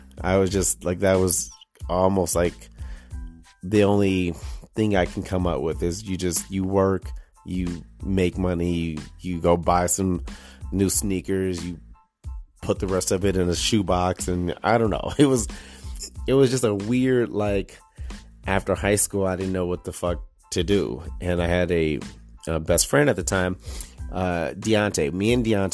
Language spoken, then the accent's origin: English; Detroit, Michigan, United States; moved away as an adult; now in Lake Mills, United States; I'm born and raised in Detroit, Michigan. I was on the west side.